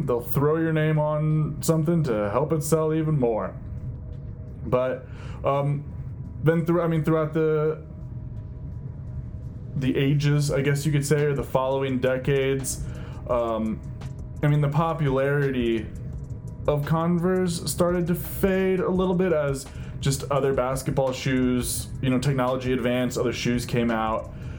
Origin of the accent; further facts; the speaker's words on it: Ohio, United States; maybe that was just a super popular thing growing up in Ohio. But I swear, everyone I knew growing up was wearing Chucks.